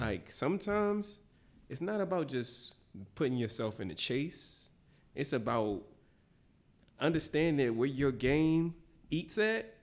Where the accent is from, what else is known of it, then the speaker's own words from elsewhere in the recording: Philadelphia, Pennsylvania, United States; I'm from the bottom, West Philly.